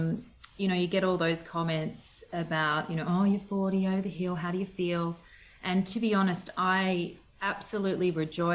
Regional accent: Southern Highlands, New South Wales, Australia; also born or lived in Western Australia / Perth; now in Orange, Australia; I grew up in the Southern Highlands, which is about 3 hours from here

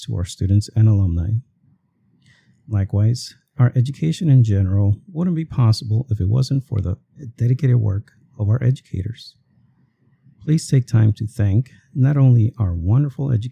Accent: Guatemala City, Guatemala Department, Guatemala; now in Chicago, United States; I was raised in Guatemala City in Central America

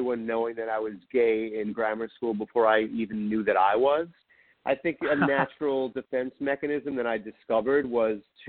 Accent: New York City, New York, United States; I grew up in Queens, New York

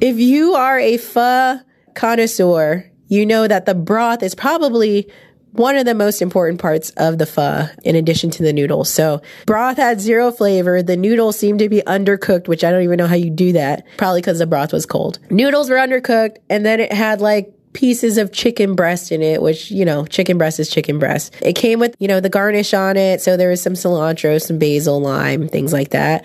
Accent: San Francisco, California, United States; I grew up in San Francisco, which is like the hub of ethnic food. I grew up near Chinatown in San Francisco

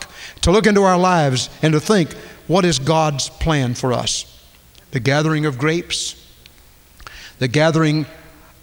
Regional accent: United States; I'm an American

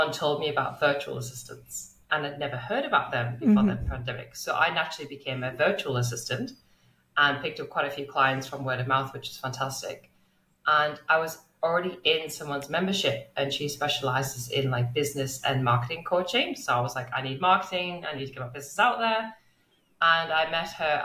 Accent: England, United Kingdom; now in Melbourne, Australia; As you can tell from my accent, I'm originally from England. And now I am very lucky to live in the beautiful Melbourne in Australia.

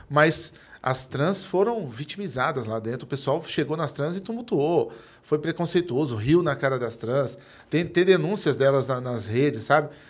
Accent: São Paulo, Brazil; Sou de aqui do Capão Redondo, em frente ao metrô.

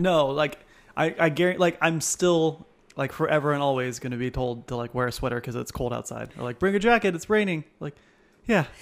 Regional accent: Temecula, California, United States; also born or lived in Palm Springs; I was born in Palm Springs, but we lived here in Temecula

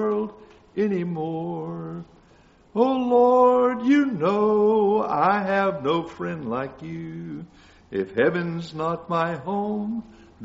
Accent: Cairo, Georgia, United States; now in Norman Park, United States; I'm from Cairo, Georgia. As most of you know, I grew up there.

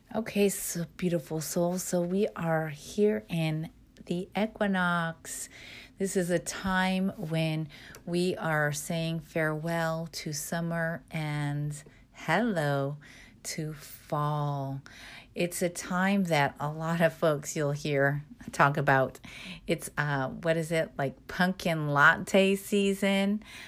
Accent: Midwest, United States; I grew up in the Midwest

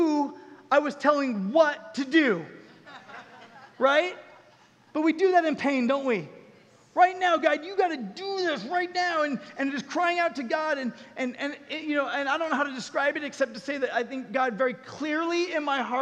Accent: Southern California, United States; moved away as an adult; also born or lived in Colorado; I had to fly back to Colorado where I was living at the time, but I'm from Southern California

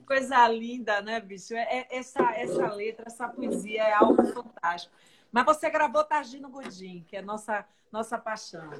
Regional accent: Northeast Region, Brazil; eu sou mais nordestina que você

